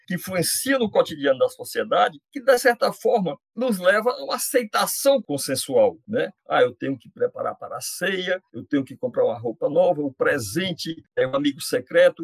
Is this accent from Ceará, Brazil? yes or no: yes; Icó, Ceará, Brazil; Eu sou do interior do Ceará, de uma cidade que, nessa época do ano, é ali perto de São Miguel, no Rio Grande do Norte, Icó